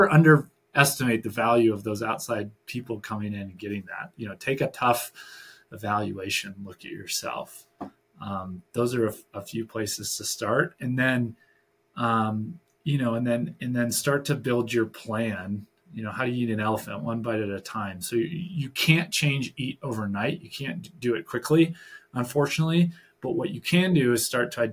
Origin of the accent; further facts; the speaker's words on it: Michigan, United States; moved away; I'm originally from Michigan.